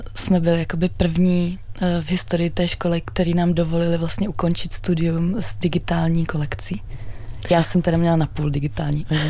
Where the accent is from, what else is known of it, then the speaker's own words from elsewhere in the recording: Czechia; also born or lived in Amsterdam; absolvovala jednu Eh, univerzitu tady u nás v Čechách